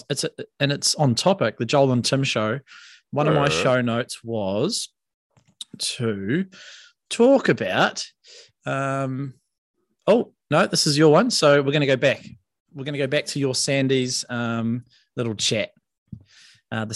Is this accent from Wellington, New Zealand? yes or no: no; Cobden, West Coast, New Zealand; also born or lived in Karoro, Greymouth; my hometown, which is Cobden